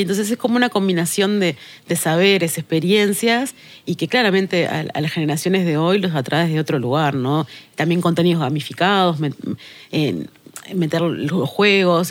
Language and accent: Spanish; Tacuarembó, Uruguay; soy del interior. Yo soy eh, de Tacuarembó, siempre lo digo, y, y, y, no solo soy de Tacuarembó